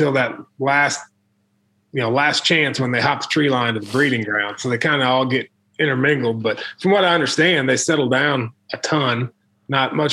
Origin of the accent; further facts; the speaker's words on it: Illinois, United States; moved away as an adult; also born or lived in Missouri; I grew up in Illinois, hunted the Illinois River